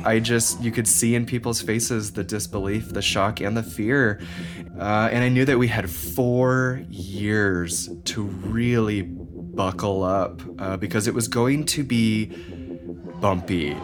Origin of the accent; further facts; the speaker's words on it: Houston, Texas, United States; now in Portland, United States; I was born in Houston